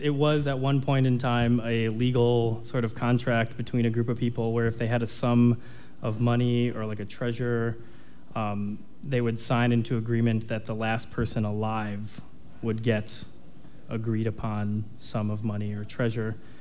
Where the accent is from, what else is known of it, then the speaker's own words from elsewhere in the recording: Wauwatosa, Wisconsin, United States; also born or lived in New York City; I grew up in Wauwatosa